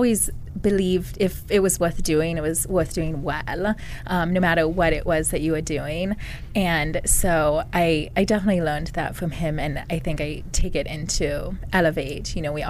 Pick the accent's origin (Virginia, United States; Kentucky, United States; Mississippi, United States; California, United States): Virginia, United States; a small town in; I'm originally from a small town in Virginia.